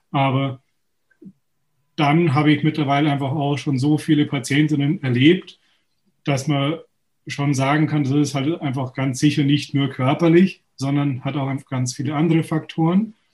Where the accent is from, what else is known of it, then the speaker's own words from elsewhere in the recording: Munich, Bavaria, Germany; komme aus München, bin geboren in München, praktiziere in der Nähe von München